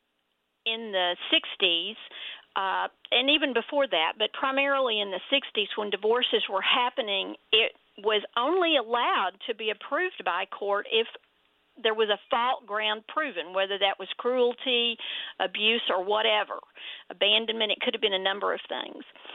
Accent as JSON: {"language": "English", "town": "Denton", "region": "Texas", "country": "United States", "tie": "born or raised there", "accent": "Texas", "said": "you can tell from my Texas accent, I grew up here in Denton in Texas"}